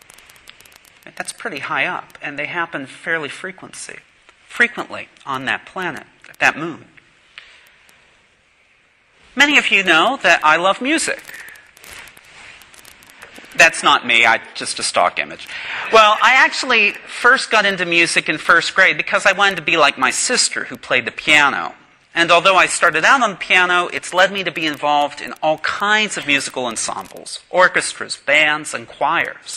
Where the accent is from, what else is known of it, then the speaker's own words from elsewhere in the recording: Pittsburgh, Pennsylvania, United States; now in Knoxville, United States; I'm from the Holy City, the New Jerusalem, Pittsburgh, Pennsylvania